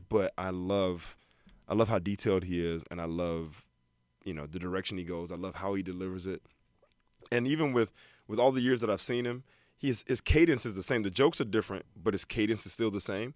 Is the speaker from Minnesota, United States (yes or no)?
no; Alabama, United States; moved away as an adult; also born or lived in Detroit, Michigan; born in Detroit, raised in Alabama.